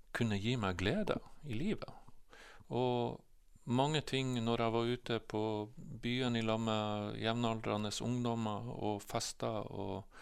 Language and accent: Norwegian; Bodø, Nordland, Norway; also born or lived in Glomfjord; vokste jeg opp i Bodø. Vi flytta hit eh, når jeg var eh, nesten fire år gammel